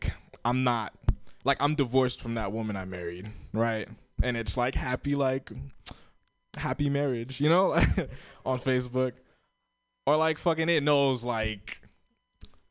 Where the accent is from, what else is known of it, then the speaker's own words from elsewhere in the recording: Florida, United States; moved away; I grew up in Florida. I'm Haitian